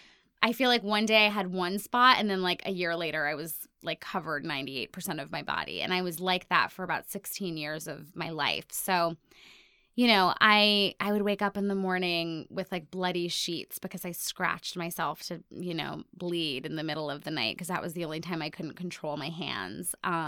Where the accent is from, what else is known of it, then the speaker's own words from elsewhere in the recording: Ohio, United States; born there; also born or lived in India / Hong Kong / Cairo / Singapore; now in New York, United States; I've lived in New York for 17 years, but I was born in Ohio. But then I've also lived everywhere from like India to Hong Kong to Cairo to Singapore to New Jersey.